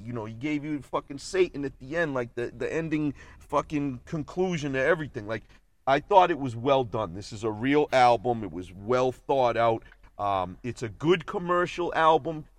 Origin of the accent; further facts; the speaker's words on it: Boston, Massachusetts, United States; We grew up in Boston